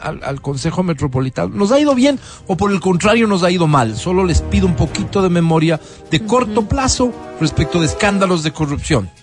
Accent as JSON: {"language": "Spanish", "town": "Quito", "region": "Pichincha", "country": "Ecuador", "said": "yo como quiteño"}